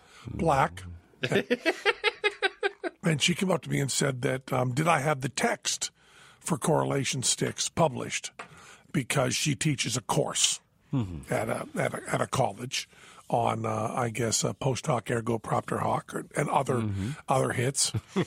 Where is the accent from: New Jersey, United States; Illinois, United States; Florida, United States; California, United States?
New Jersey, United States; when I was growing up in Jersey, we used to go down to the gas station, Ducky Slattery Sinclair Station.